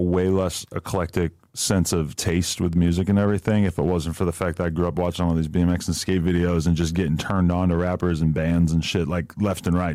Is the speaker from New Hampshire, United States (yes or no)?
yes; New Hampshire, United States; I'm from New Hampshire